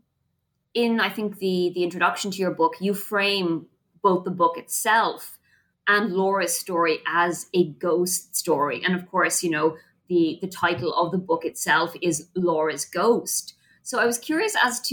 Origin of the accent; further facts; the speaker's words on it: Ireland; I'm Irish